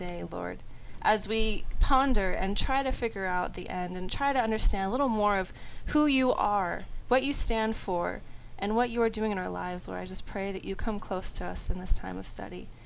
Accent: Southern California, United States; moved away as an adult; also from Southern California, born and raised

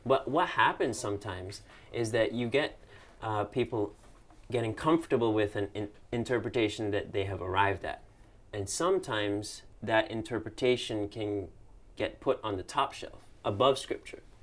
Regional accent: Cayman Islands; moved away; I'm from the Cayman Islands, also in the Caribbean

